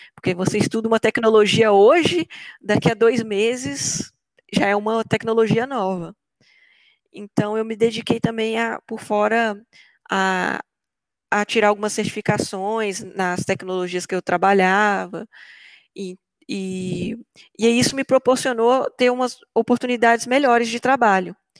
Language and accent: Portuguese; Belo Horizonte, Minas Gerais, Brazil; moved away as an adult; now in Germany; Eu saí de Belo Horizonte e fui para a Alemanha